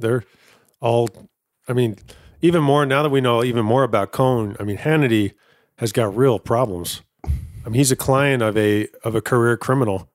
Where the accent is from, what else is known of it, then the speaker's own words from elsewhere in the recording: East Coast, United States; I'm from the East Coast.